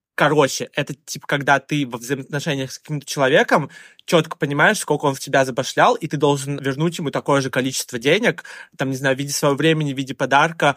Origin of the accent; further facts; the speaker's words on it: Russia; now in China; я россиянин